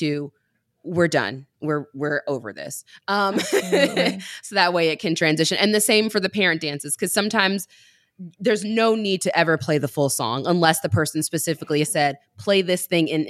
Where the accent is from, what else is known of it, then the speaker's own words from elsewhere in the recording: Mississippi, United States; I'm from Mississippi